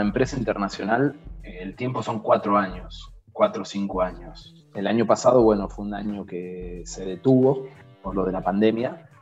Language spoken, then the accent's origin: Spanish; Argentina; moved away as an adult; also born or lived in Iraq; now in Jordan; acá en Jordania somos muy pocos argentinos, muy poquitos